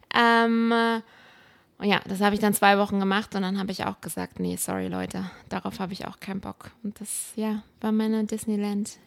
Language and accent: German; Berlin, Germany; moved away as an adult; now in Los Angeles, United States; ich bin in Berlin groß geworden